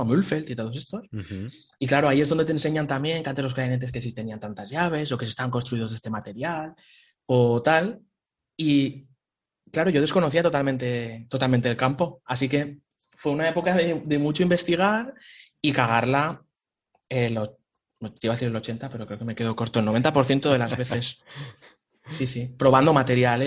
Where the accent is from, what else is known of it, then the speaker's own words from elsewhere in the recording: Picanya, Valencian Community, Spain; moved away as an adult; also born or lived in Hanover, Germany / Cologne, Germany; now in Germany; yo soy de Valencia, de un pueblo pequeñito, de Picaña, y pues nada, lo primero fue empezar en la banda de música del pueblo